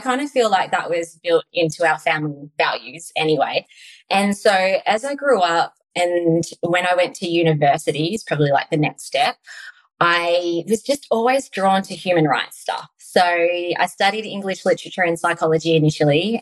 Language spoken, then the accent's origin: English; Tasmania, Australia; we lived on a beautiful country, Tasmania property.